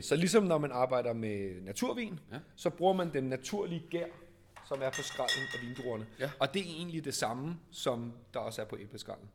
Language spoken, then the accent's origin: Danish; Copenhagen, Capital Region of Denmark, Denmark; Og vi er baseret i København, og er født og opvokset i København